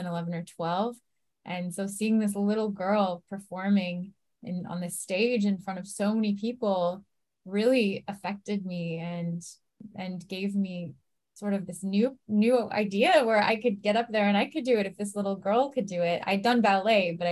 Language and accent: English; San Francisco, California, United States; moved away as an adult; also born or lived in East Bay, California; now in Los Angeles, United States; I was very lucky growing up in San Francisco, just outside of the city. I first lived in San Francisco and then we moved to the East Bay, so near Berkeley, Oakland